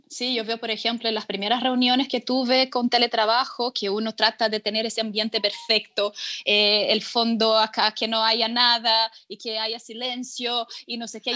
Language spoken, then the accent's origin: Spanish; São Paulo, Brazil; now in Chile; yo soy de São Paulo, sí. Yo soy de São Paulo eh, y, pero siempre, o sea, durante toda mi infancia y adolescencia